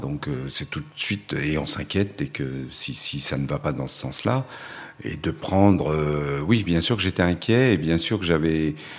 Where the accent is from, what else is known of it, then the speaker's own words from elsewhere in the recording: Créteil, Île-de-France, France; also born or lived in Paris; Je suis né à Paris, mais on a très vite euh, bougé et vécu en banlieue parisienne, à Créteil, pour être précis